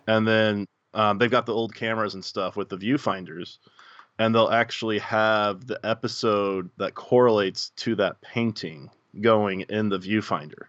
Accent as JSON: {"language": "English", "town": "Muncie", "region": "Indiana", "country": "United States", "said": "Muncie's not a big town."}